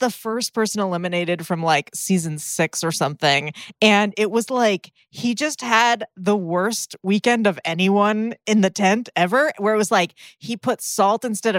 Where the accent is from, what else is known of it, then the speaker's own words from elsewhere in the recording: United States; Because we're Americans.